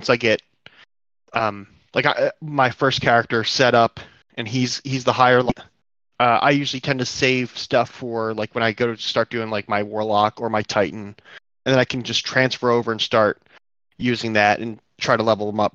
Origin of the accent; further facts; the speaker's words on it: New Jersey, United States; now in Ohio, United States; I grew up on the East Coast in Jersey